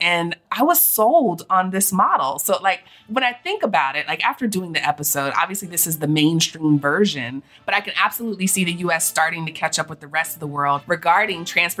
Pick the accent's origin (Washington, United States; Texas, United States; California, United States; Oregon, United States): Texas, United States; also born or lived in Georgia / Florida; But growing up in Texas and Georgia